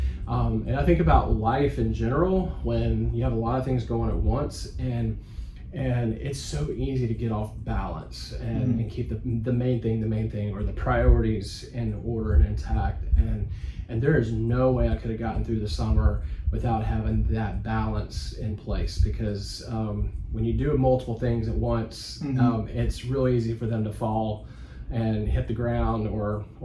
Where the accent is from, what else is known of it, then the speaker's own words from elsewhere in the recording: Augusta, Georgia, United States; I was born and raised in Augusta, Georgia.